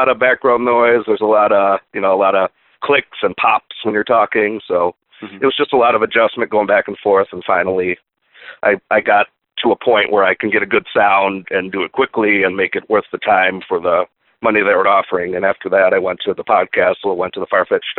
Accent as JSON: {"language": "English", "town": "Buffalo", "region": "New York", "country": "United States", "tie": "born or raised there", "said": "I'm from the Buffalo area originally, and I'm there now"}